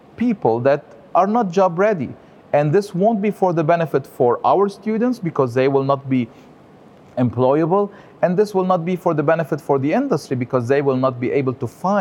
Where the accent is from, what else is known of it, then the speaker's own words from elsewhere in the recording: Lebanon; also born or lived in France; now in United States; I am born and raised in Lebanon, which is a country in the Middle East